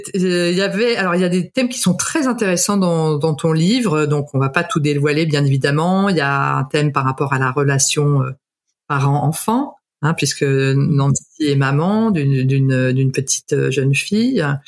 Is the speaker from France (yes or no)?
no; Canada; je suis née au Canada